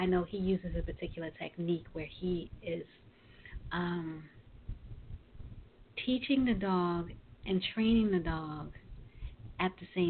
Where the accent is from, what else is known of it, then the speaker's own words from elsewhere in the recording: New York City, New York, United States; I'm originally from Brooklyn